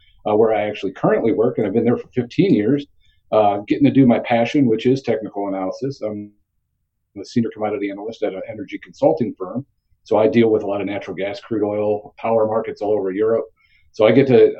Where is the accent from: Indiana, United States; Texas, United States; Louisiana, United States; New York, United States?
Indiana, United States; I grew up right outside of Chicago on the Indiana side